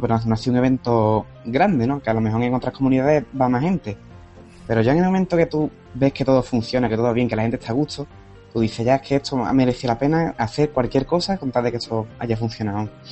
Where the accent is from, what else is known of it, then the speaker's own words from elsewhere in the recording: Cádiz, Andalusia, Spain; Yo soy de Cádiz